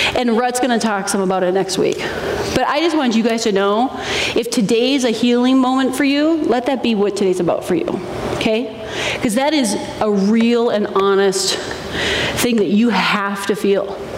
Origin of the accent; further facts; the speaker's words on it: Minnesota, United States; I grew up in Minnesota